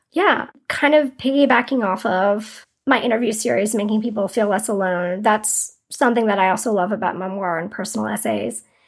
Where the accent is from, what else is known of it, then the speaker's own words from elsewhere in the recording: Durham, North Carolina, United States; moved away as an adult; also born or lived in New York City; I moved back to Durham, which is my hometown